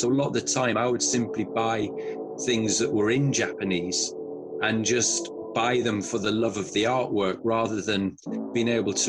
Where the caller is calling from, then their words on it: Ealing, London, United Kingdom; I'm based in Ealing, West London.